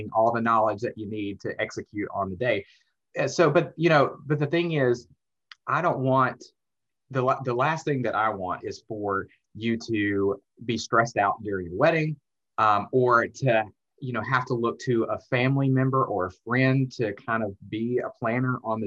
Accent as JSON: {"language": "English", "region": "Alabama", "country": "United States", "moved": "as an adult", "lives_now": "Atlanta, United States", "said": "I went to the University of Alabama, because I'm from Alabama"}